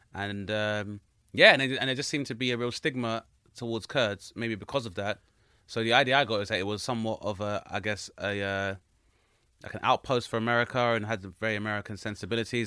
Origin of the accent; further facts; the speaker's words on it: Grenada; I'm from Grenada, which is a very small nation of about 100,000 people